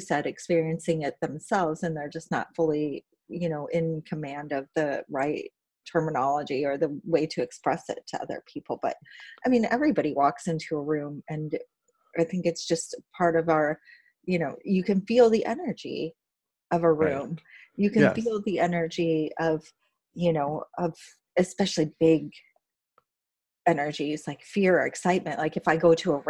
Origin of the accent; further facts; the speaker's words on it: Indiana, United States; I come from Indiana. That's like the north part of the Bible Belt